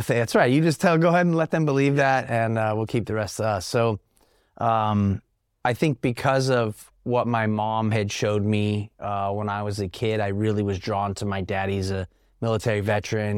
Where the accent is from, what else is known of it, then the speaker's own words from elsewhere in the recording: Sacramento, California, United States; also born or lived in Stockton, California; I was born and raised right here in Northern California. Uh, I was born in Stockton. I graduated high school at Grant here in Sacramento.